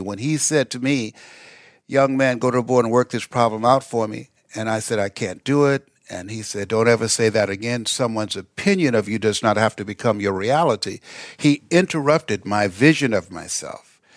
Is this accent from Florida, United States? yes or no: yes; Miami, Florida, United States; moved away as an adult; also born or lived in Columbus, Ohio; Miami, Florida, where I'm from originally